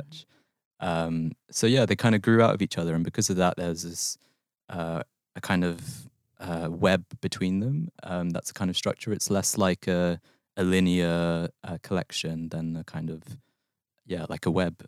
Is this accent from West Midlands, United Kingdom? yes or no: no; London, United Kingdom; moved away as an adult; also born or lived in Manchester; the place I grew up in West London